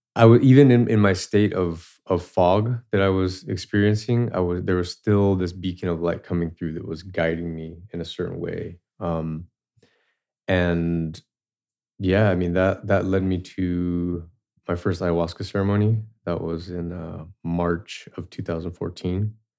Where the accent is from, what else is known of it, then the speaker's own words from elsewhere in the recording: Southern California, United States; I grew up in Southern California. Uh, my house was not too far from the border of Tijuana